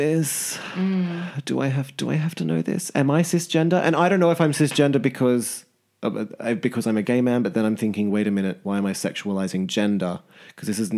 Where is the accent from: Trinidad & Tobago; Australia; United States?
Australia; Sydney, New South Wales; now in London, United Kingdom; before I came back to London, because I'm from Sydney originally